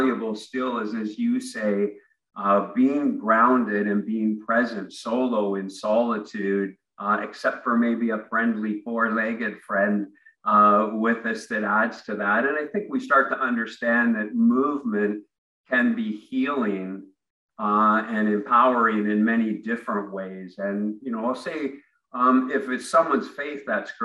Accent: Ontario, Canada; moved away as an adult; now in Vancouver, Canada; I grew up in Ontario

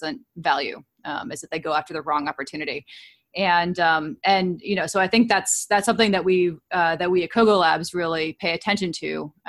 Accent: Princeton, New Jersey, United States; also born or lived in California; now in Cambridge, United States; I grew up in Princeton, New Jersey

